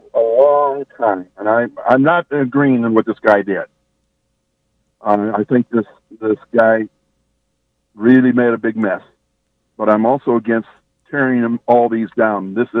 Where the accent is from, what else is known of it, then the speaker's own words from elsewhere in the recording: the South, United States; moved away; also born or lived in the North; I was raised in the South. I'm from the North, but I was raised in the South.